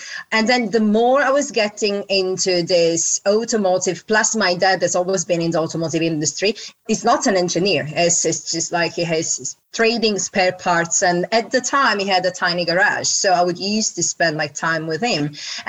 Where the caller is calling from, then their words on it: London, United Kingdom; From London.